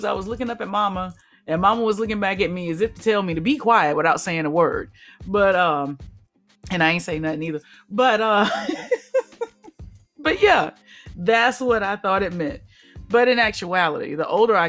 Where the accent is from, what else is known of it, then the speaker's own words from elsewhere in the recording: Alabama, United States; So I grew up in the South. Alabama, to be precise